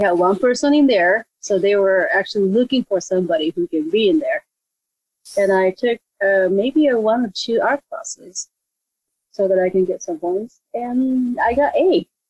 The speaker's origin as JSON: {"language": "English", "country": "Japan", "tie": "born or raised there", "moved": "as an adult", "lives_now": "Los Angeles, United States", "said": "I grew up in Japan, and I actually live in a place that kind of close to where this whole ninja thing originated."}